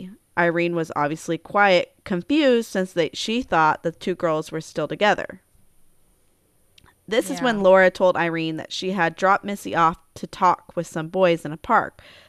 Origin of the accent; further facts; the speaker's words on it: Alaska, United States; also born or lived in California / Bellingham, Washington; I mean, I grew up in Alaska, so that's where we did our drinking.